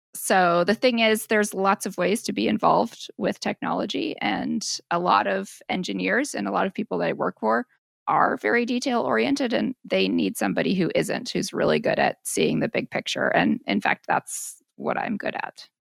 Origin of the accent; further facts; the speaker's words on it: Portland, Oregon, United States; moved away as an adult; I moved back to my hometown, which is Portland, Oregon